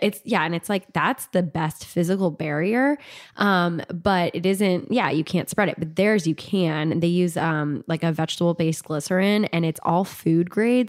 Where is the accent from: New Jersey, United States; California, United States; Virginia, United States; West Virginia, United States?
California, United States; I was born in California and, like, went to elementary school in, in California